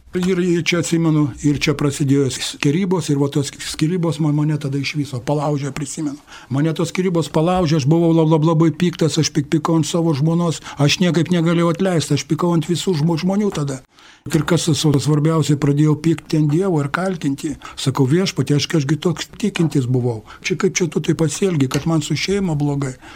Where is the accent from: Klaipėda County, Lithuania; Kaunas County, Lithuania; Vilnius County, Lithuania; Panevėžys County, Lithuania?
Kaunas County, Lithuania; Kaunas; man 60 metų. Esu, esu iš Kauno, kaunietis esu. Esu kai ko kaunietis, gimiau krikščionių šeimoje, katalikų šeimoje gimiau